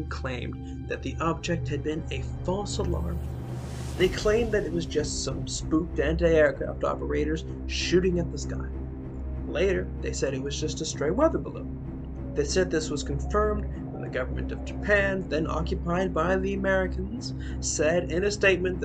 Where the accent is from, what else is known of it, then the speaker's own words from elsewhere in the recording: Canada; I'm Canadian